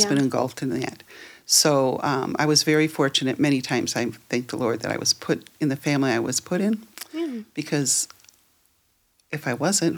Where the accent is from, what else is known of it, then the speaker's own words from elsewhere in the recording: Prospect Heights, Illinois, United States; I grew up right here in Prospect Heights, okay.